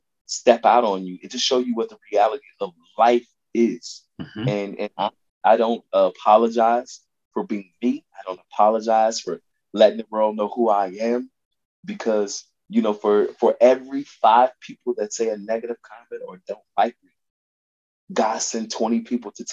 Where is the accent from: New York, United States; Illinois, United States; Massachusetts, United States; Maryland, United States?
Illinois, United States; Chicago; I'm from the West Side of Chicago